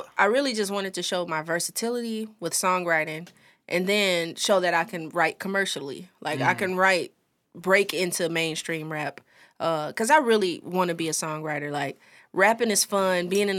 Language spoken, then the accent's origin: English; St. Louis, Missouri, United States; I'm from St. Louis.